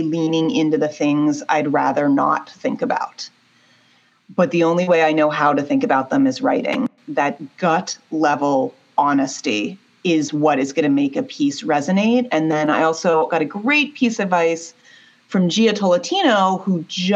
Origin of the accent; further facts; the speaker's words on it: Pittsburgh, Pennsylvania, United States; I grew up in Pittsburgh and was a 16-year-old in an all-girls school.